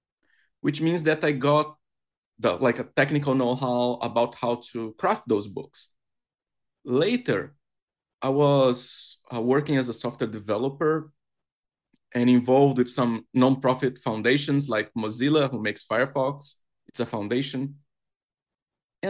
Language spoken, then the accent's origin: English; Brazil; moved away as an adult; now in London, United Kingdom; I'm originally from Brazil, but I've been living in the UK for like 5 years.